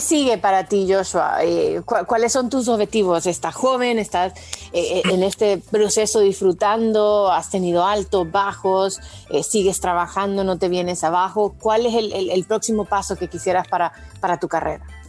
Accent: Honduras; yo soy hondureña

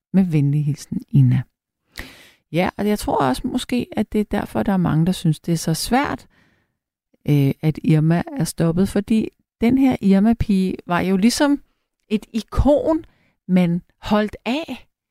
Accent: Frederiksberg, Capital Region of Denmark, Denmark; jeg er selv opvokset på Frederiksberg

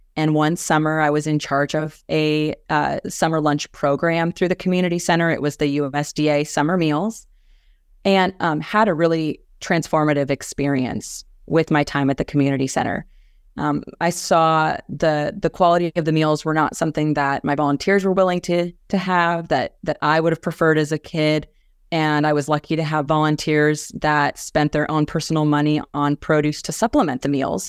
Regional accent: Kansas, United States; moved away as an adult; also born or lived in Washington, D.C.; Kansas, my home state

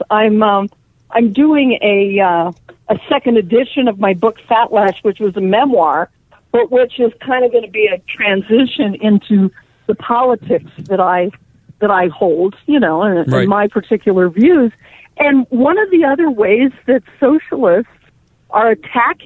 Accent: Colorado, United States; also born or lived in New York / Los Angeles; I live in Colorado. That's my hometown. I did live in New York and L.A. and other places.

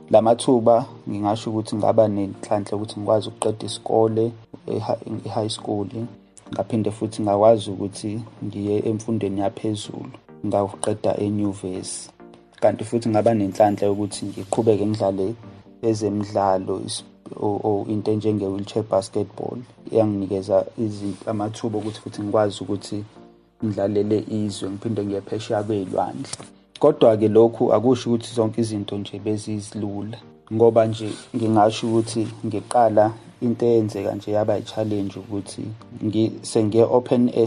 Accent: Ndwedwe, KwaZulu-Natal, South Africa; also born or lived in Umlazi; Ngakhulela eNdwebhe, kwisigodi sakaGawule.

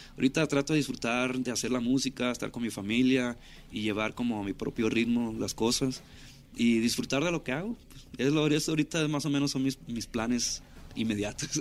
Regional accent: Ciudad Obregón, Sonora, Mexico; moved away as an adult; now in Los Angeles, United States; crecí en Ciudad Obregón ahí. Soy nacido en, California

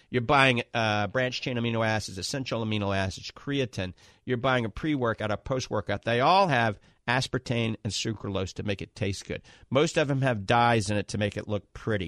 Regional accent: New Orleans, Louisiana, United States; accent: Southern drawl along with a Yankee and a New Orleans accent; moved away; I grew up in New Orleans.

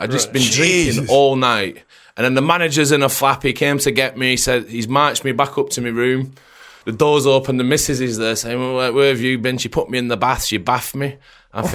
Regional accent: Preston, North West England, United Kingdom; I'm from Preston.

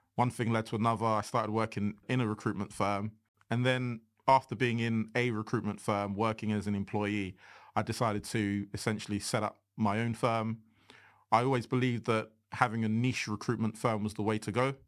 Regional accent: Nigeria; I'm unapologetically Nigerian

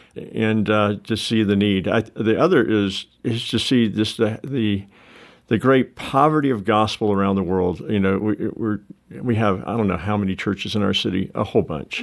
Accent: the South, United States; I'm a Southerner, warm culture person

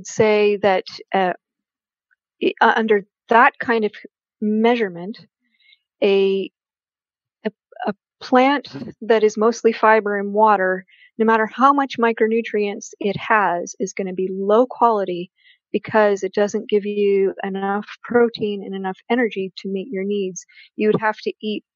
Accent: Canada; I'm a Canadian

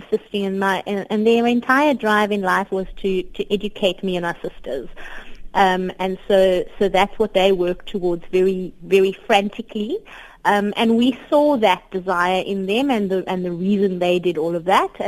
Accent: Cape Town, Western Cape, South Africa; I grew up on the Cape Flats in Cape Town

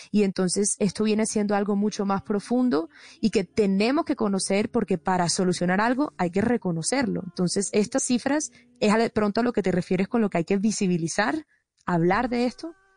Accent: Colombia; como colombiano

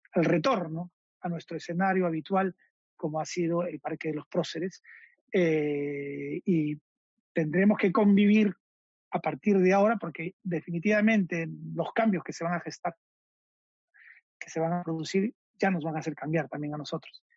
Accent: Peru; como peruanos

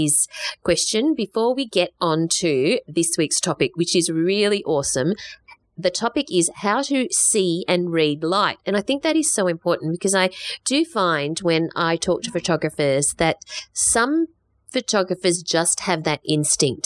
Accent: Australia; we're pretty Aussie

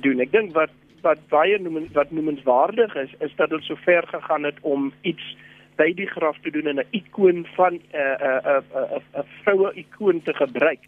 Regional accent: South Africa; as Suid-Afrikaners

